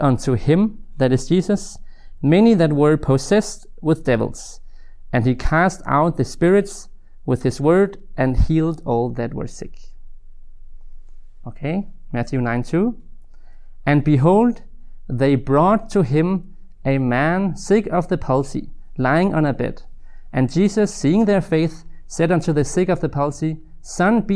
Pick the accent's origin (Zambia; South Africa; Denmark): Denmark; I'm from Denmark, currently living in Odense